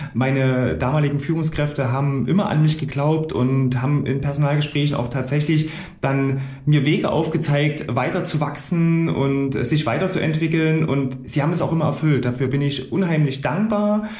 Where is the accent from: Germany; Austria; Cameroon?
Germany; Gera, Thuringia; also born or lived in Coburg / Frankfurt; ich bin gebürtiger Gerscher, hier aufgewachsen